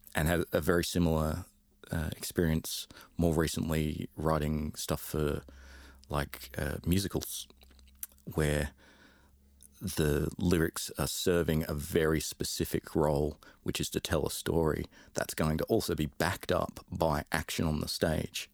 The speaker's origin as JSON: {"language": "English", "region": "London", "country": "United Kingdom", "tie": "born or raised there", "moved": "yes", "lives_now": "Australia", "said": "I grew up in London um, originally."}